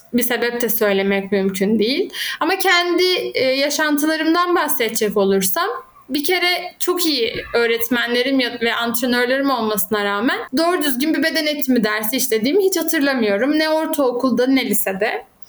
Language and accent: Turkish; Izmir, Turkey; now in Muğla, Turkey; 30 yaşındayım, İzmirliyim.